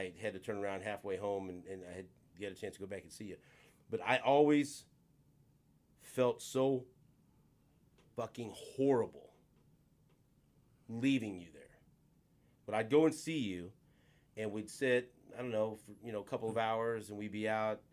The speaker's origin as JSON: {"language": "English", "town": "Kansas City", "region": "Missouri", "country": "United States", "tie": "born or raised there", "said": "growing up in Northeast, going to Pius"}